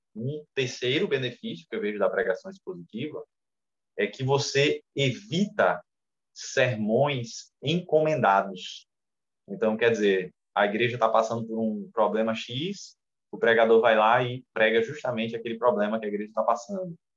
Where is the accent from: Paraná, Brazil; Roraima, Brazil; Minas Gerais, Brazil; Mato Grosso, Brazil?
Roraima, Brazil; Boa Vista; also born or lived in Rio Grande do Norte; now in Parnamirim, Brazil; a segunda igreja presbiteriana de Boa Vista, Roraima, que foi onde eu nasci, eu nasci lá em Roraima, moro no Rio Grande do Norte há muitos anos, mas nasci em Roraima.